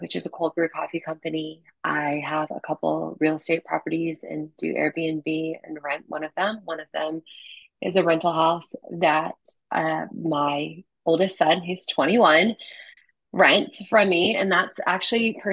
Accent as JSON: {"language": "English", "country": "U.S. Virgin Islands", "tie": "born or raised there", "moved": "yes"}